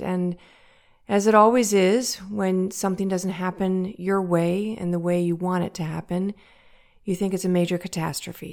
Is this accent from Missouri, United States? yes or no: yes; St. Louis, Missouri, United States; I'm from St. Louis, Missouri, in the United States